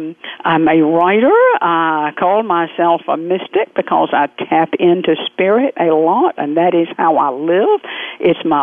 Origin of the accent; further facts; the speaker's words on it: Waycross, Georgia, United States; I was born in Southern culture just outside the Okefenokee Swamp in Waycross, Georgia, way down deep south, almost on the Florida border